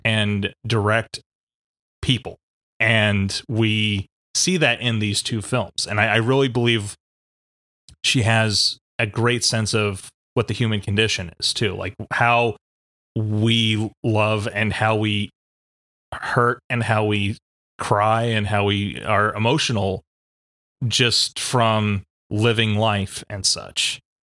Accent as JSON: {"language": "English", "region": "East Coast", "country": "United States", "tie": "born or raised there", "moved": "yes", "said": "I was born out on the West Coast, grew up on the East Coast in New York and Pennsylvania."}